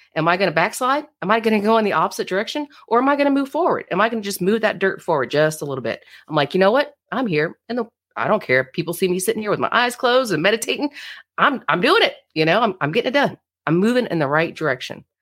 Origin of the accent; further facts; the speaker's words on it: Florida, United States; now in Fort Leonard Wood, United States; I'm from Florida, I'm from the beach, you know, water, swimming, all the things. Grew up water baby.